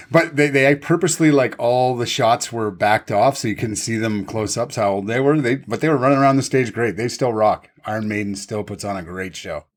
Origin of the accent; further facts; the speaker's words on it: East Coast, Atlantic Canada, Canada; I'm from the East Coast